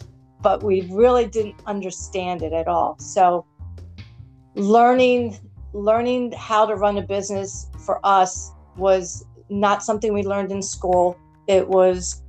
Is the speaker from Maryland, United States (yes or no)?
yes; Baltimore, Maryland, United States; I'm born and raised in Baltimore